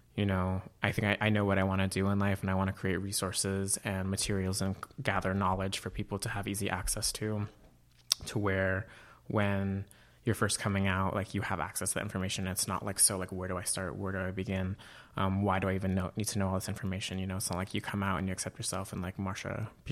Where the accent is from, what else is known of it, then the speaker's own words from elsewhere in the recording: Auburn, California, United States; moved away as an adult; I grew up in Auburn, California